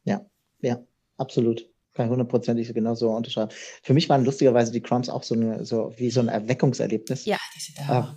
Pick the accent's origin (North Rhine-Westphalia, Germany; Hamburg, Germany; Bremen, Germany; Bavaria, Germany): Hamburg, Germany; moved away as an adult; now in Konstanz, Germany; ich bin direkt im Zentrum von Hamburg aufgewachsen